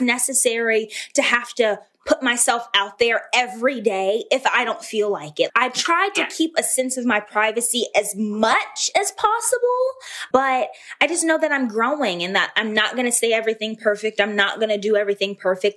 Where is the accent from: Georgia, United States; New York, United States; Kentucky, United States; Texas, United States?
Georgia, United States; Atlanta; I was born and raised in Atlanta, Georgia.